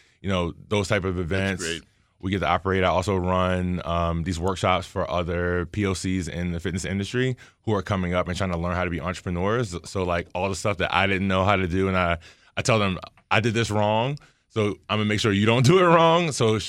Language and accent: English; Baltimore, Maryland, United States; I'm from Baltimore